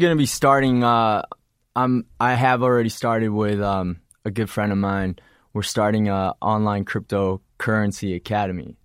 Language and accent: English; Illinois, United States; also born or lived in Wisconsin; I'm from Illinois. Uh, I was just born there.